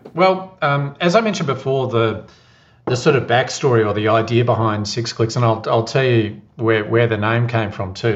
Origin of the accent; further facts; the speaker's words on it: Geelong, Victoria, Australia; now in Melbourne, Australia; I live in Melbourne at the moment, but I grew up in Geelong.